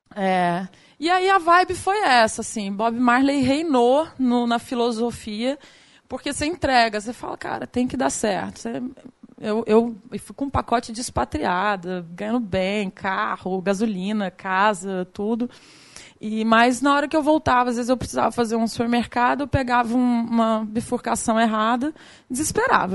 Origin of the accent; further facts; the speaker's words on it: Goiânia, Goiás, Brazil; accent: a bit of Rio; moved away; also born or lived in Rio de Janeiro; eu sou de Goiânia, meu sotaque não, não mente muito, tem um pedacinho do Rio